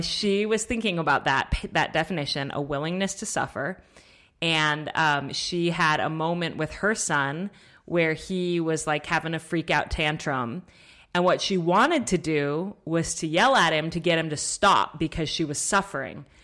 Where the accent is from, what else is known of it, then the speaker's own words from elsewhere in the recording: Colorado, United States; I grew up in Colorado.